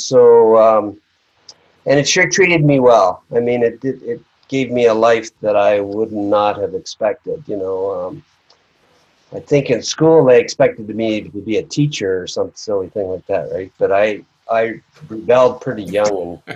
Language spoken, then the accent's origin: English; Toronto, Ontario, Canada; I was from Toronto